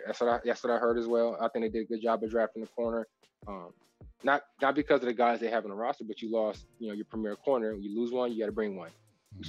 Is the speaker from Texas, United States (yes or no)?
yes; Texas, United States; I'm from Texas